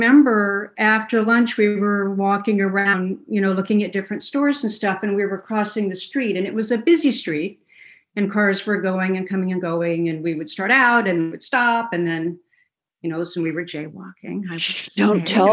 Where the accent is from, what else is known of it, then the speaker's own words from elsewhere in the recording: Kalamazoo, Michigan, United States; I was born in Kalamazoo, Michigan